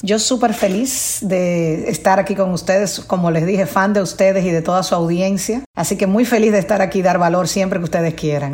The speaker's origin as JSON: {"language": "Spanish", "country": "Dominican Republic", "said": "Venimos, acuérdense, de una cultura como dominicanos y latinoamericanos, de, joseo"}